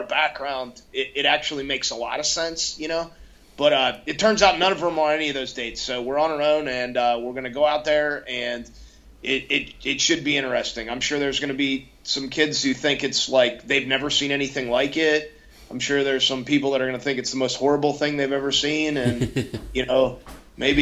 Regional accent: a few miles north of Blacksville, West Virginia, Pennsylvania side, United States; I grew up, you know, a few miles north of Blacksville, West Virginia on the PA side.

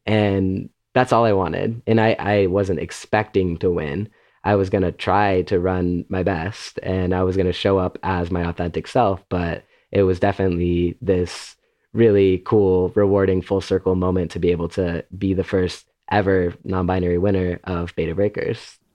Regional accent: Illinois, United States; I grew up in Illinois

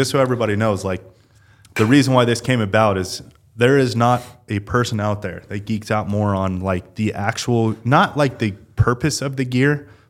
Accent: Nevada, United States; I've hunted that quite a bit growing up in Nevada.

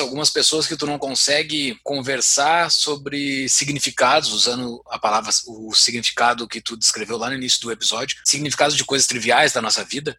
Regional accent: Rio Grande do Sul, Brazil; moved away; Eu tô tomando meu chimarrão, diz que eu sou gaúcho, mesmo morando em Mordor

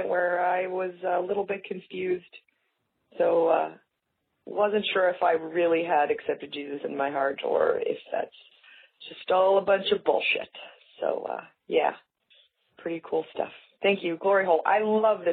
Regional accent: Canada; I'm from Canada

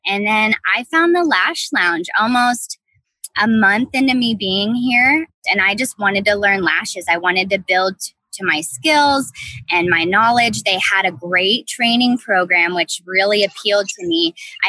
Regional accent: Midwest, United States; now in North Carolina, United States; I'm from the Midwest originally. I moved out to North Carolina, and that's really where my interest got piqued for beauty.

